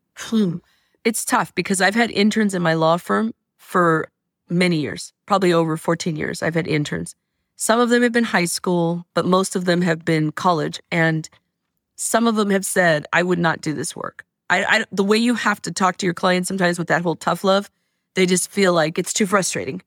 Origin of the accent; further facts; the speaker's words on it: Stockton, California, United States; moved away as an adult; now in Oakland, United States; I'm from Stockton, and I was raising my, my one and only child in Stockton